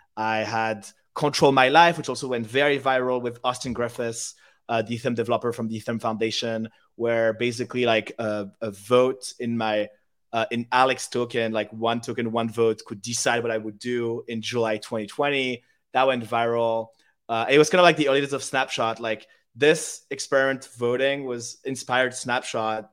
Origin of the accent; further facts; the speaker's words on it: Paris, Île-de-France, France; English is a second language; moved away as an adult; also born or lived in United Kingdom; I grew up in Paris from zero to 18. And at 18, I studied in the UK. So now I'm bilingual and I speak English.